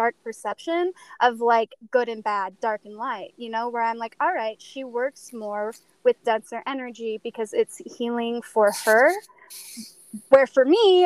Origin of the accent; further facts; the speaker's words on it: Utah, United States; I'm from Utah